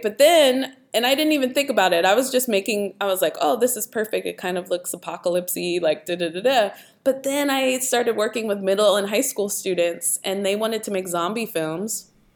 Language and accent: English; Pittsburgh, Pennsylvania, United States; I grew up in Pittsburgh and, um, both of my parents actually are from Sewickley